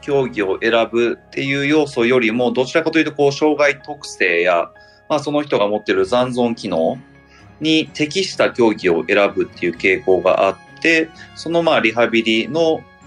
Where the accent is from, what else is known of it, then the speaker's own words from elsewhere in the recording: Nara, Japan; moved away as an adult; now in Edogawa, Tokyo, Japan; 地元の奈良に戻りまして